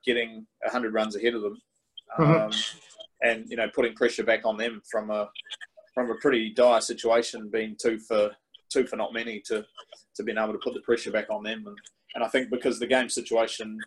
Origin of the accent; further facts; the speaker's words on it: New Zealand; as a kid growing up in New Zealand